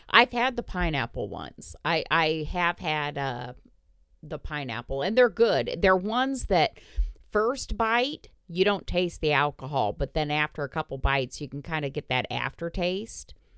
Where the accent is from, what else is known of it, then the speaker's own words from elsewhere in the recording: Indiana, United States; I was from Indiana